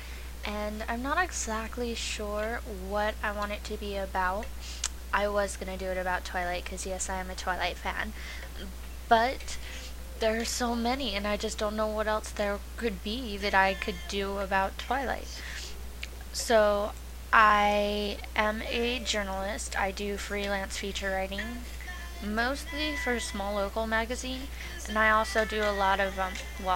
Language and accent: English; right outside of Zion, Utah, United States; I grew up right outside of Zion too